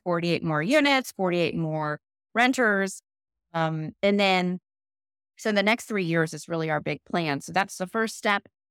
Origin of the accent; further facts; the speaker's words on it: St. Petersburg, Florida, United States; I grew up in Saint Pete